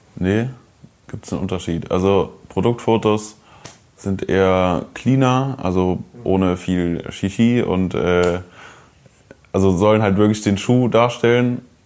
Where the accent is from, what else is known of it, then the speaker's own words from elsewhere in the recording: Koblenz, Rhineland-Palatinate, Germany; moved away; in meiner Heimatstadt Koblenz